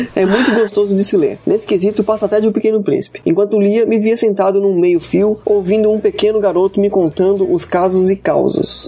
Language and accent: Portuguese; Florianópolis, Santa Catarina, Brazil; eu sou de Florianópolis